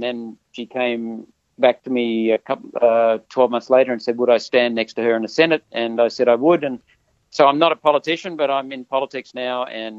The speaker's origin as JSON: {"language": "English", "country": "Australia", "tie": "born or raised there", "also_born_or_lived": "India / United States / New Zealand / Queensland"}